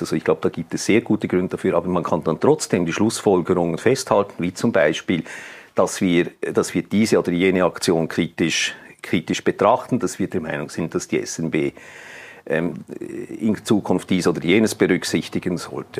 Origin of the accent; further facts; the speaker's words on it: Switzerland; bei uns in der Schweiz